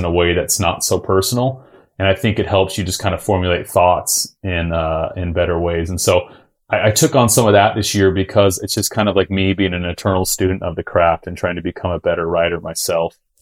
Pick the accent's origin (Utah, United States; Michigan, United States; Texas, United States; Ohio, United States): Utah, United States; also born or lived in El Cajon, California; I grew up in Utah my whole life.